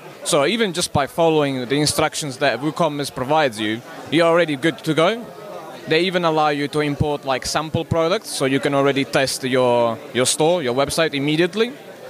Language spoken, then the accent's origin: English; Italy; now in London, United Kingdom; I'm from Italy, but I actually live in London, in the UK.